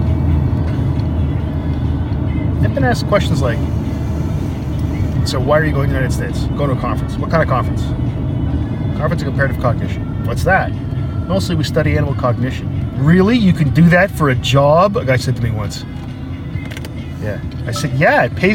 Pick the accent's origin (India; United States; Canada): Canada; we're Canadian